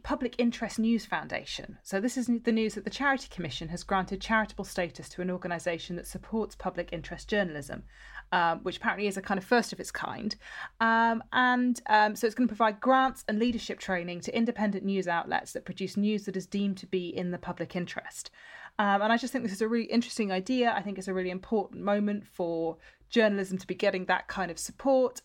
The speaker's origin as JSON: {"language": "English", "area": "just outside of Bristol", "region": "South West England", "country": "United Kingdom", "tie": "born or raised there", "said": "I grew up just outside of Bristol"}